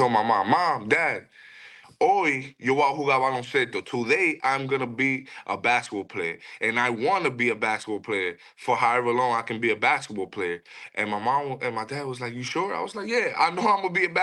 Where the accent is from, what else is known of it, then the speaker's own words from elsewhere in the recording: New York City, New York, United States; also born or lived in Dominican Republic; I'm originally from the Dominican Republic, and I grew up in New York City